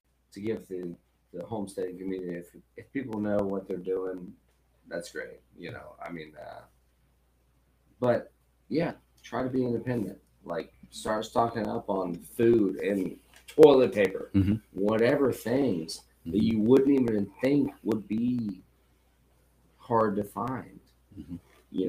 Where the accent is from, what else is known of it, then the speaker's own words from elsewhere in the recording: Florida, United States; I'm from Florida